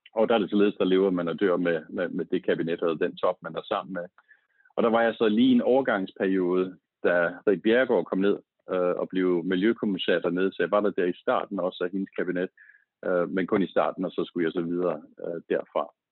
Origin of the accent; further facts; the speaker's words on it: Slagelse, Zealand, Denmark; Jeg er født og opvokset i Slagelse